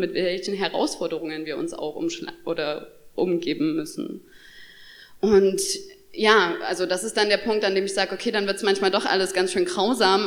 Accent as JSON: {"language": "German", "town": "Chemnitz", "region": "Saxony", "country": "Germany", "said": "Ich komme aus Chemnitz"}